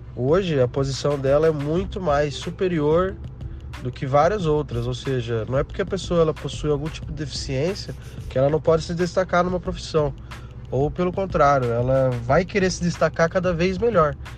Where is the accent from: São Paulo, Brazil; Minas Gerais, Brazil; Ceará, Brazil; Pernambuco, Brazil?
São Paulo, Brazil; Limeira; sou da cidade de Limeira, interior de São Paulo